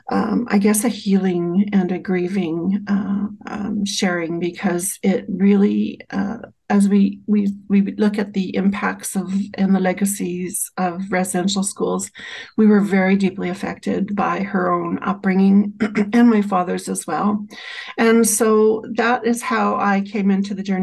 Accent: Saskatchewan, Canada; also born or lived in Chestermere, Alberta; now in Alberta, Canada; I'm Cree and I'm from Treaty 6

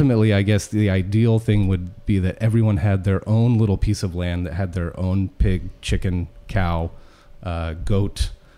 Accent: Petaluma, California, United States; I grew up in Petaluma, so I was an East Side kid.

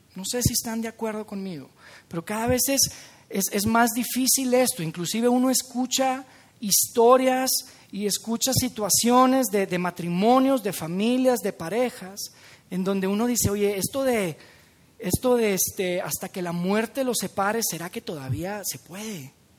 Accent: Monterrey, Nuevo León, Mexico; los de Monterrey somos un poco tacaños

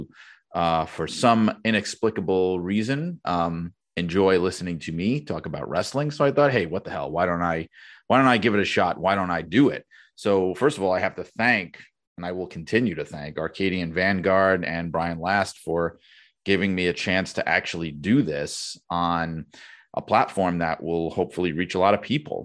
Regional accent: New York City, New York, United States; I'd been a wrestling fan from when I was a kid growing up in Brooklyn

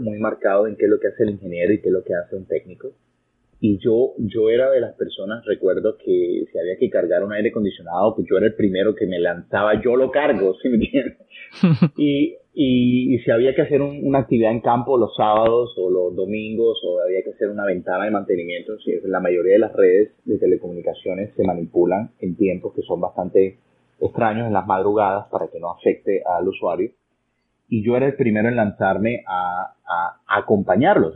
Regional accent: Barranquilla, Atlántico, Colombia; also born or lived in Florida, United States; now in United States; yo nací en una región de Colombia en la costa norte, se llama Barranquilla, mi ciudad natal.

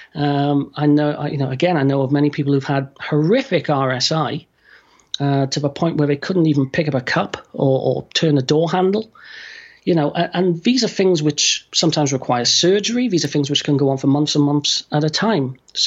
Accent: United Kingdom; I'm going to say full stop instead of period because I'm British

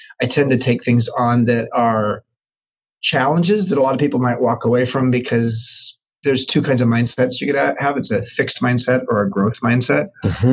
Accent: Long Beach, California, United States; moved away as an adult; now in San Francisco, United States; I grew up in Long Beach, California, in Southern California

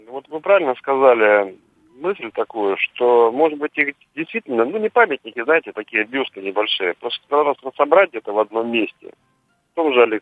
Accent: Odesa, Odesa Oblast, Ukraine; now in Saint Petersburg, Russia; я вообще в Питере живу, родился в Одессе.

